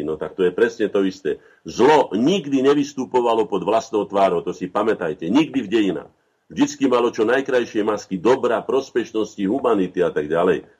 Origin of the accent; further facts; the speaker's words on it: Slovakia; všetci traja, že štyria, čo tu sme, sme Slováci